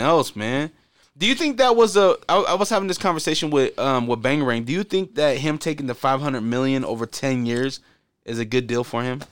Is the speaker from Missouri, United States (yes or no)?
no; Portland, Oregon, United States; growing up in Portland